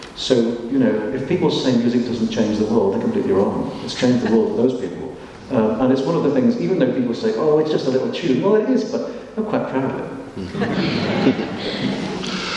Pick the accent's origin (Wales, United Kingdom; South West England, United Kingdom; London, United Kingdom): Wales, United Kingdom; Anglesey, North; I grew up on Anglesey in North Wales